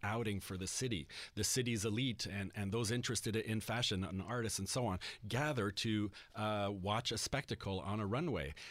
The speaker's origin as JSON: {"language": "English", "town": "Montreal", "region": "Quebec", "country": "Canada", "tie": "born or raised there", "said": "growing up in Montreal and primarily being dressed by my French Acadian mother"}